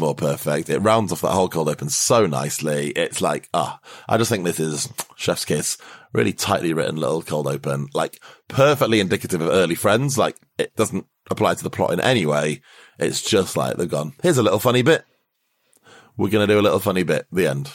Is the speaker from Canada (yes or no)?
no; United Kingdom; as a Brit